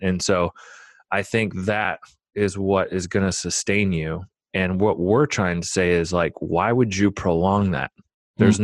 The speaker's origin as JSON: {"language": "English", "town": "Omaha", "region": "Nebraska", "country": "United States", "tie": "born or raised there", "said": "I grew up in Omaha, Nebraska."}